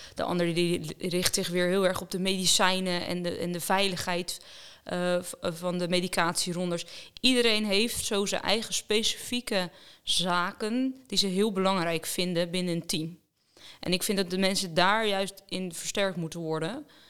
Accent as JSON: {"language": "Dutch", "town": "Roelofarendsveen", "region": "South Holland", "country": "Netherlands", "said": "Ik kom eh, eigenlijk dichtbij hier uit de buurt uh, uit Roervaarnsveen"}